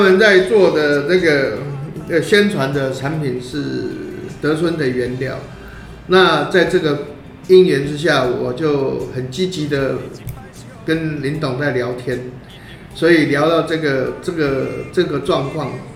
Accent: Taiwan; 我是台湾人

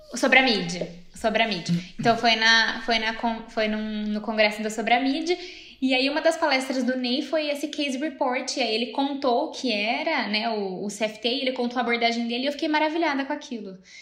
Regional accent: Campinas, São Paulo, Brazil; also born or lived in Rio de Janeiro; eu sou de Campinas

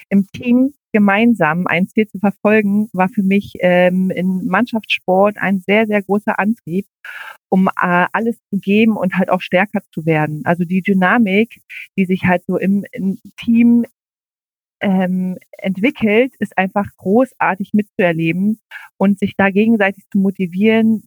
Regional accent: Berlin area, Germany; moved away as an adult; now in Ibbenbüren, Germany; ursprünglich komme ich aus dem Berliner Raum

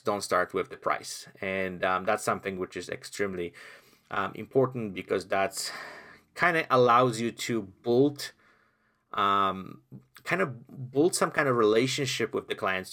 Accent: Poland; English is a second language; moved away; I came from Poland, where I lived in communism

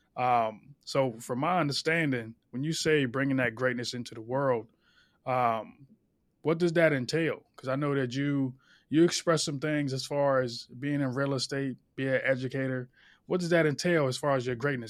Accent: Philadelphia, Pennsylvania, United States; I'm from South Philly, and everybody, you, it's a melting pot down there

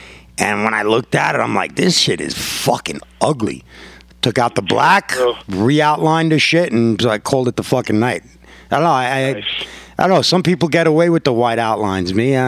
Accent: New York, United States; I'm like, yo, I'm from New York. I don't give a fuck what you think.

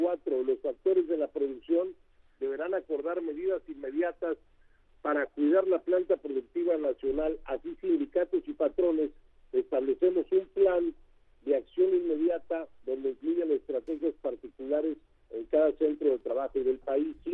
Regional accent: Mexico; todos somos mexicanos

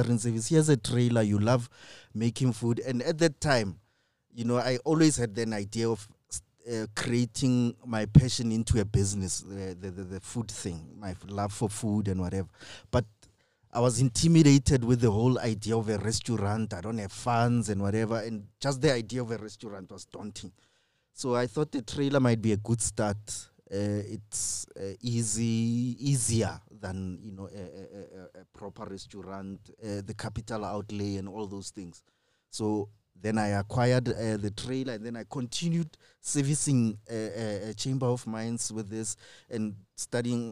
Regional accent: Kagiso, Gauteng, South Africa; I grew up in Kagiso, Kolusham

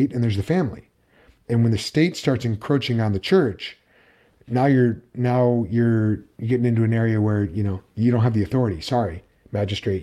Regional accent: United States; I'm speaking as an American living in the United States

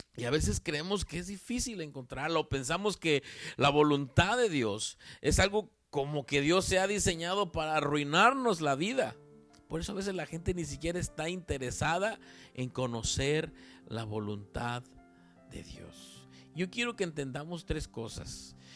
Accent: Veracruz, Mexico; de acá, de donde yo soy, en Veracruz

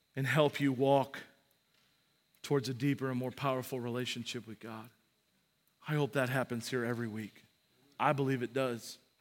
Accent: United States; we're American

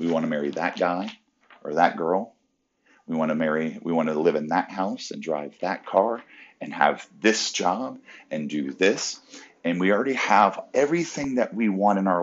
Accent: Orlando, Florida, United States; It's kind of right outside of Orlando, right outside of my hometown

